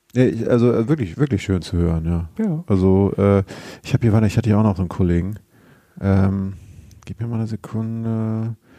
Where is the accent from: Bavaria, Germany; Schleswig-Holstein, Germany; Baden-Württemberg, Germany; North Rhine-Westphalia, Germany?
Schleswig-Holstein, Germany; ich komme ja aus Schleswig-Holstein